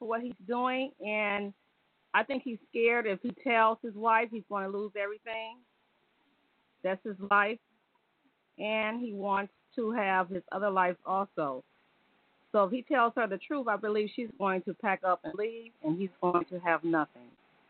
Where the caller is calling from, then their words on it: Detroit, Michigan, United States; from Detroit.